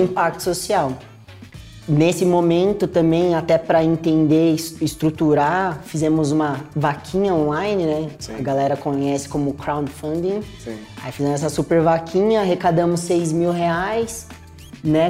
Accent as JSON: {"language": "Portuguese", "country": "Brazil", "also_born_or_lived": "England"}